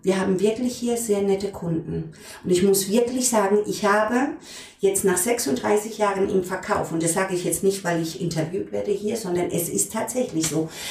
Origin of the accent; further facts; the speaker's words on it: Frankenthal, Rhineland-Palatinate, Germany; moved away; also born or lived in Heidelberg; wir kommen beide aus der Pfalz, auch ich, geboren in Frankenthal